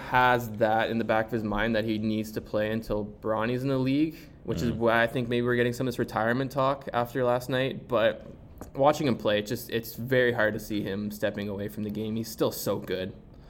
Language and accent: English; Canada; as a Canadian.